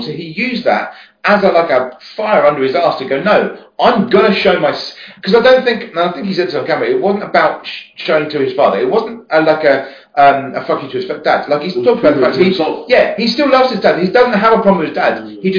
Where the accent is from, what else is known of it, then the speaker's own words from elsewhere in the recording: West Sussex, South East England, United Kingdom; moved away; I'm from West Sussex. So, but I moved away